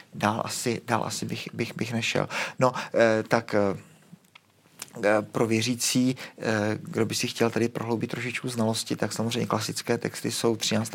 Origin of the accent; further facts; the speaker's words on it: Prague, Czechia; u nás v Praze